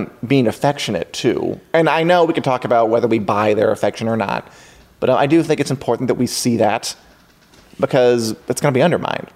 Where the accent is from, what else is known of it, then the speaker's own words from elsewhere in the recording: Midwest, United States; I'm from the Midwest.